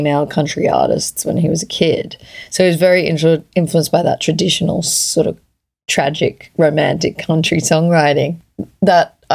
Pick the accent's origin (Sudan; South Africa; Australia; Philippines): Australia; also born or lived in Edinburgh; me being Australian